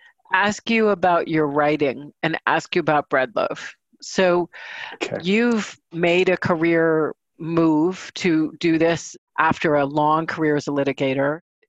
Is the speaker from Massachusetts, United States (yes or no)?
yes; Danvers, Massachusetts, United States; I grew up in Danvers, Massachusetts, formerly known as Salem Village, and my folks were very engaged in local historical society.